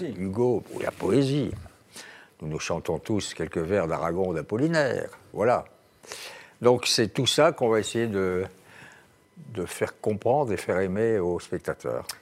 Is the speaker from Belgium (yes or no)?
no; Tarn-et-Garonne, the South-West, Occitania, France; c'est mon pays natal, le Tarn-et-Garonne, le Sud-Ouest